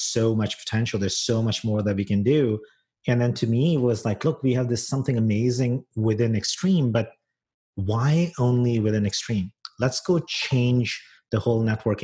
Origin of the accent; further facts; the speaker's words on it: San Francisco, California, United States; moved away as an adult; now in Toronto, Canada; I'm a San Franciscan. That's my hometown.